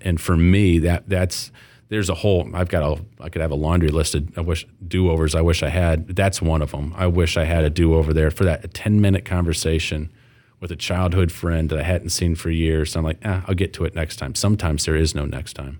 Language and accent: English; Flint, Michigan, United States; moved away; as a former Flint guy